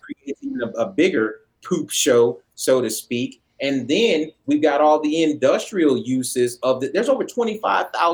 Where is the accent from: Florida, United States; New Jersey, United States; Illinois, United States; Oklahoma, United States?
Oklahoma, United States; I come from Oklahoma